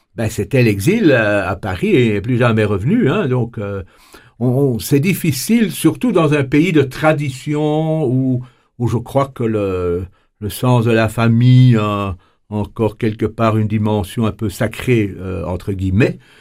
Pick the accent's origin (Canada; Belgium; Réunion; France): Belgium; chez nous en Belgique